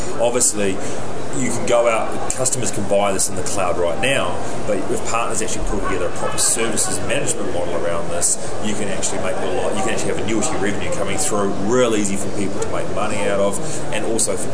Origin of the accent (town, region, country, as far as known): New Zealand